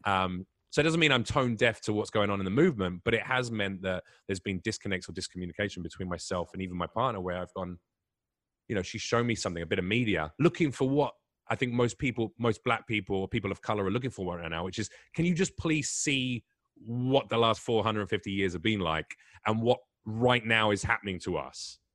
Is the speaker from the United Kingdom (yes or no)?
yes; England, United Kingdom; moved away; I'm English